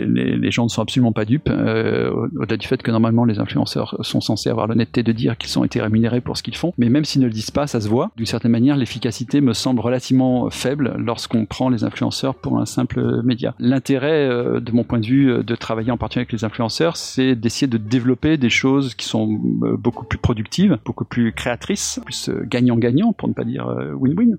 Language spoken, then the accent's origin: French; Auvergne-Rhône-Alpes, France; je suis auvergnat